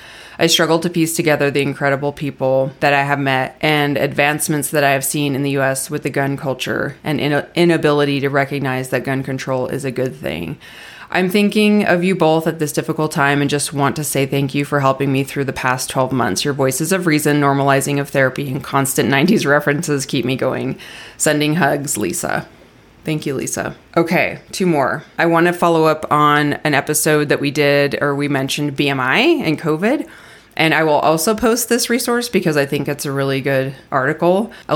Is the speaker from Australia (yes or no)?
yes; Melbourne, Victoria, Australia; Greetings from Melbourne, Australia. I want to say it, Melbourne, Australia. Did I say it all right? Is my accent good?